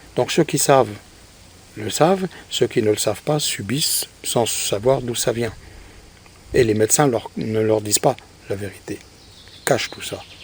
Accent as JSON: {"language": "French", "country": "France", "said": "chez nous, en France"}